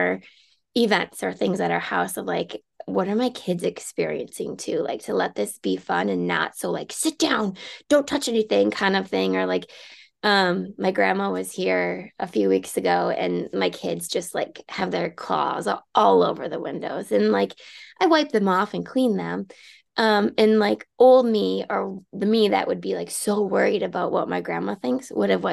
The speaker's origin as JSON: {"language": "English", "town": "Rochester", "region": "Minnesota", "country": "United States", "moved": "yes", "lives_now": "Mankato, United States", "said": "I'm originally from Rochester, which is just an hour and a half from here."}